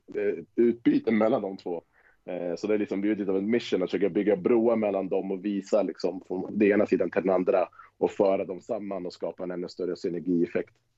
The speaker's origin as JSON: {"language": "Swedish", "town": "Tyresö", "region": "Stockholm County", "country": "Sweden", "also_born_or_lived": "Wisconsin", "said": "Vi kommer ju från Tyresö båda två"}